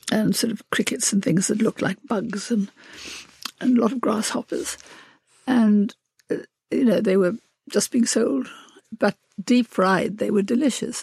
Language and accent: English; South Africa; when I was a child, I was brought up in South Africa